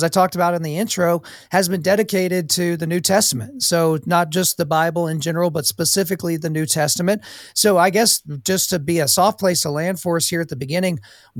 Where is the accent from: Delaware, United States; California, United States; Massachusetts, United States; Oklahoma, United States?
Oklahoma, United States; I grew up in Oklahoma, so people were at least culturally Christian